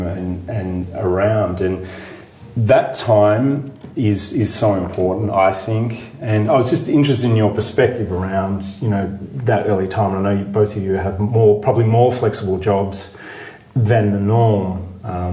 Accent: Australia; moved away as an adult; now in United States; Being from Australia but living in America

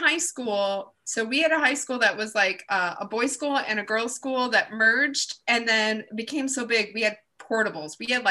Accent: Canada; I'm Canadian.

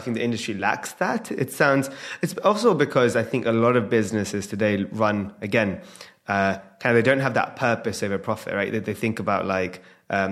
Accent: London, United Kingdom; I'm obviously born and raised in London

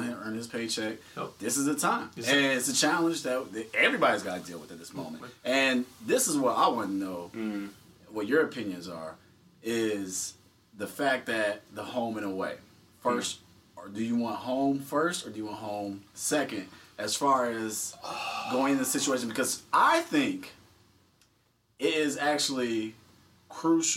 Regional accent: the South, United States; growing up in the South

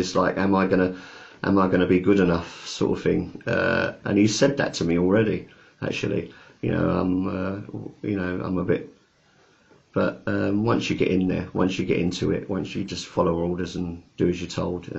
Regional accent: England, United Kingdom; Not an East End, we're not East Enders, and we're not Northerners, we're not Welsh, and we're not Scottish. We just have moved around so much that we're just British, really. We are British.

